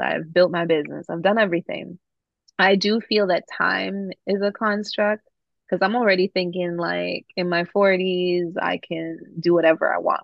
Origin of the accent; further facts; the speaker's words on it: Toronto, Ontario, Canada; my experience growing up in Toronto